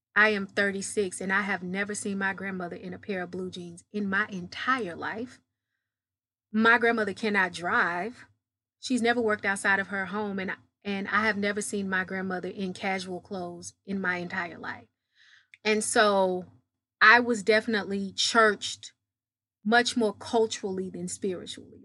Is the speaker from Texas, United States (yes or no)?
yes; Dallas, Texas, United States; I'm from Dallas, Texas. I'm a country girl, uh, masquerading as a city slicker